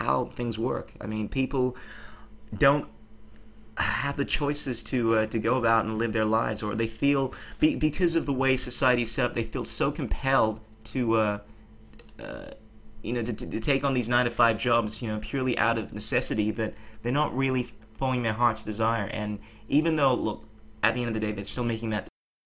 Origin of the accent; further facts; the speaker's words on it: Ghana; we're both from the Ghana